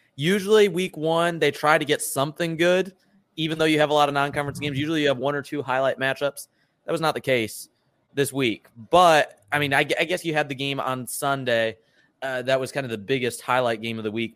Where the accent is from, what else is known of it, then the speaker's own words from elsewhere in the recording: Michigan, United States; I'm from Michigan